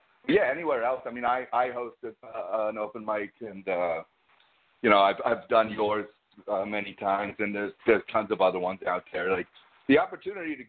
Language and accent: English; New York, United States; I'm a New Yorker